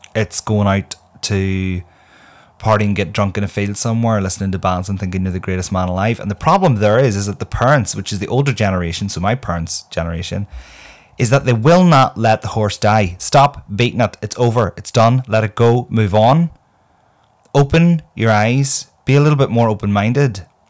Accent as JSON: {"language": "English", "region": "Northern Ireland", "country": "United Kingdom", "said": "I myself am from Northern Ireland"}